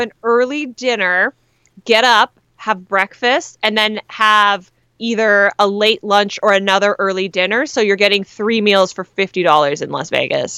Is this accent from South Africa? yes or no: no; Canada; now in United States; As a Canadian